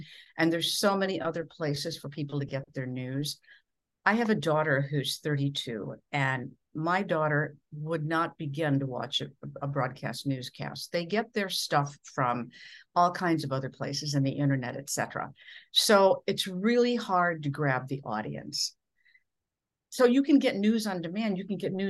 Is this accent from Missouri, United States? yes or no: no; Minnesota, United States; accent: Midwestern; moved away as an adult